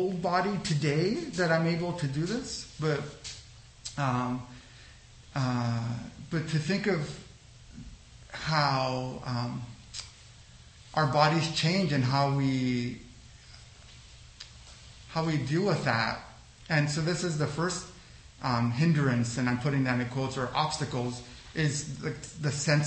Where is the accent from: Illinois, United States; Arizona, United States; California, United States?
California, United States; Los Angeles; also born or lived in El Salvador; I'm from El Salvador, but I grew up in Los Angeles